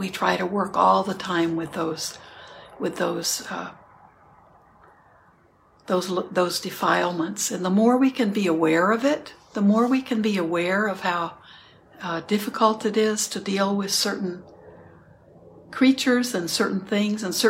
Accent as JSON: {"language": "English", "town": "Houston", "region": "Texas", "country": "United States", "tie": "born or raised there", "said": "I grew up in Houston, so there are cockroaches"}